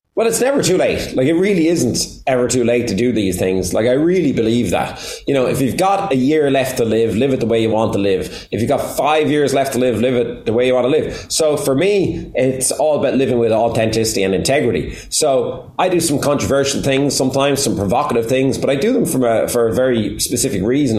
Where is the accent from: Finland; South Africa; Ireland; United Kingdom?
Ireland; Waterford, Munster; I was 17 and she was 16 in Waterford. So we're both from Waterford